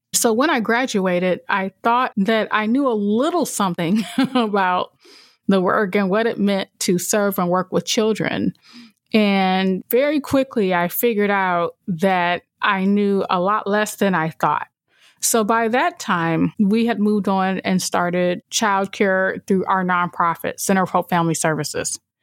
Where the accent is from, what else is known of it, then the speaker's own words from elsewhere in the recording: Toledo, Ohio, United States; I came back to my hometown of Toledo